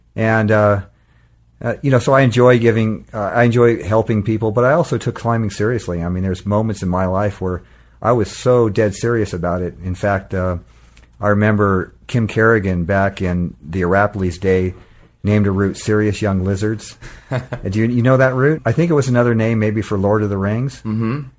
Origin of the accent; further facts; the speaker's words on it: Southern California, United States; I was a guy from SoCal